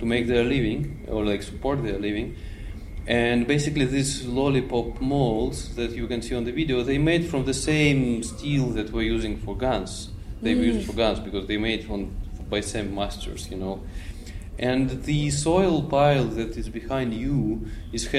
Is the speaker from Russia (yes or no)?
yes; Petrozavodsk, Republic of Karelia, Russia; moved away; also born or lived in Finland; I was born in Petrozavodsk, which is Karelia. It's like more northern part of Russia